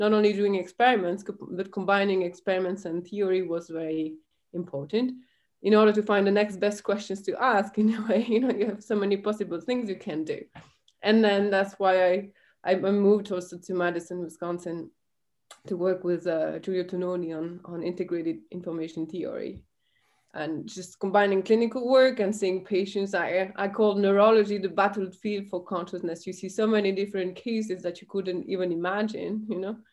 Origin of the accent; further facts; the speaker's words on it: Belgium; I grew up in the Belgian countryside.